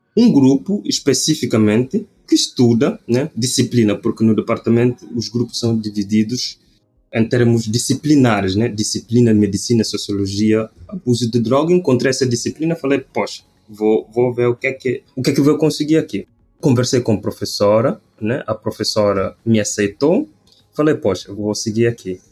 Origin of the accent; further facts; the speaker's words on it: Bula, Cacheu, Guinea-Bissau; moved away as an adult; also born or lived in Bissau, Guinea-Bissau; now in Brazil; eu sou da Guiné-Bissau, África Ocidental. Eh, eu sou do norte do país, norte do país exatamente Bula, Nasci em Bula, depois de terminar ensino fundamental, fui para a capital, que é Bissau